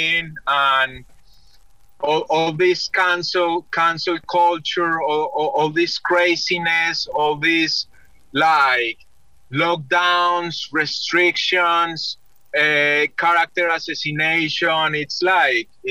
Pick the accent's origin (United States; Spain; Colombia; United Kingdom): Colombia; Medellin, Antioquia; moved away; I'm originally from Medellin, Colombia